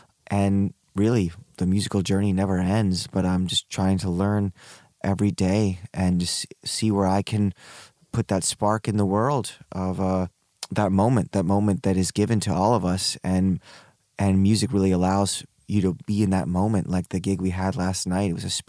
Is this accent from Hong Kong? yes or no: yes; Hong Kong; born there; I was born in Hong Kong, but before that, my parents lived in Peru.